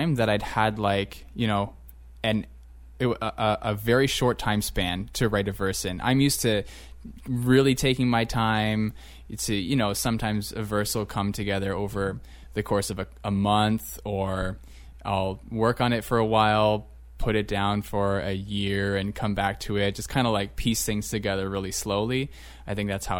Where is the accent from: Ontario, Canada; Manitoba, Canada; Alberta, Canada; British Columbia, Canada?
Ontario, Canada; St. Catharines; moved away; I come from St. Catharines, which maybe the demographics have changed since I left there a number of years ago, but I definitely grew up being the visible majority